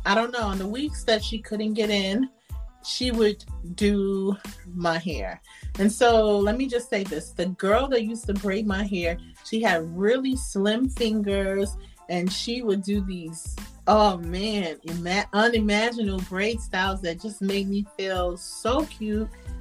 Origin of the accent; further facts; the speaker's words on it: New York City, New York, United States; now in North Carolina, United States; I was born in Brooklyn, New York